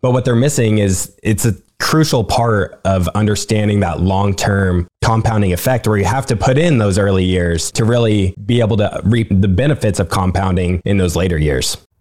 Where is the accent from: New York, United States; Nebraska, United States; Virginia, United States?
Nebraska, United States; I'm from Nebraska